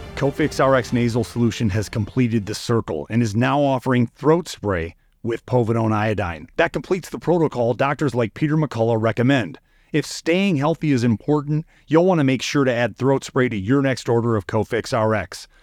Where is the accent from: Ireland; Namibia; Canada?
Namibia; I come from Namibia in Africa